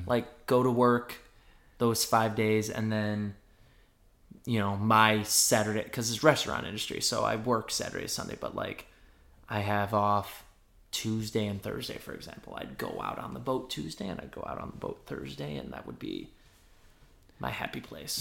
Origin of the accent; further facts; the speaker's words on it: just outside of Detroit, Michigan, United States; moved away as an adult; now in New York, United States; I'm from Michigan, just outside of Detroit